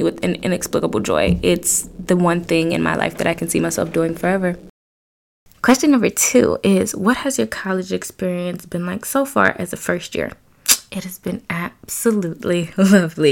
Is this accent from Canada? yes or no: no; Detroit, Michigan, United States; I'm from Detroit, born and raised